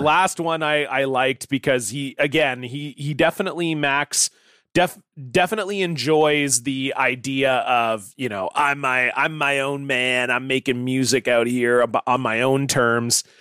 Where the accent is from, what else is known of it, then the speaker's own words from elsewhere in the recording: Canada; I'm obviously from Canada